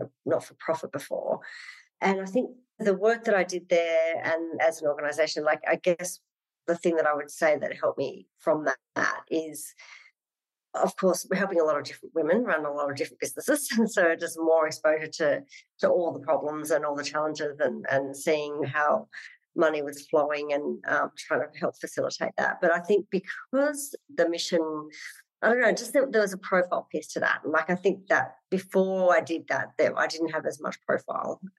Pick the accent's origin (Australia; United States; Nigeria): Australia; Sydney, New South Wales; also born or lived in Wagga Wagga / London; I was in growing up in Western Sydney. And then mum moved us to country town Wagga Wagga